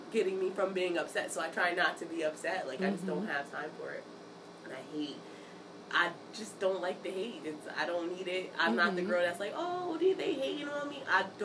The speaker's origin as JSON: {"language": "English", "town": "Bridgeport", "region": "Connecticut", "country": "United States", "said": "I'm from Bridgeport, Connecticut."}